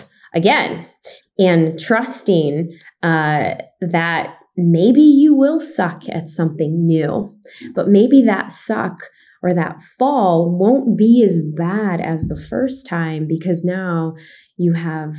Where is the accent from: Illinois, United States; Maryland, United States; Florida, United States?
Illinois, United States; Chicago; me growing up in Chicago